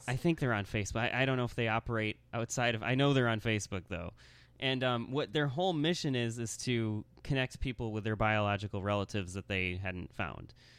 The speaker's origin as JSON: {"language": "English", "town": "Lansing", "region": "Michigan", "country": "United States", "tie": "born or raised there", "also_born_or_lived": "Grand Rapids, Michigan", "said": "born in Lansing, Michigan"}